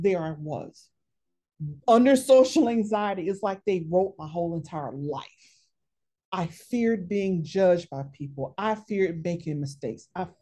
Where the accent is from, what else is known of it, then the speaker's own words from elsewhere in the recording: the South, United States; I grew up in the South